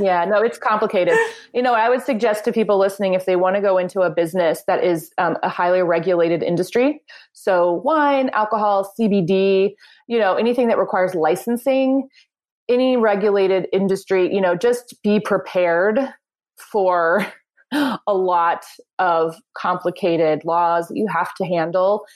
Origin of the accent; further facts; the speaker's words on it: Springfield, Missouri, United States; moved away as an adult; also born or lived in New York City; I moved back to my hometown of Springfield, Missouri